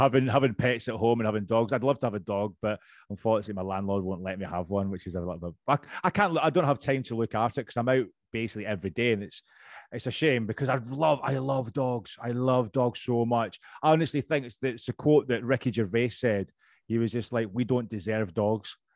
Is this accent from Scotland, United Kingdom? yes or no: yes; Scotland, United Kingdom; accent: Scottish; now in London, United Kingdom; i am originally from Scotland, as you can tell. My accent's still pretty strong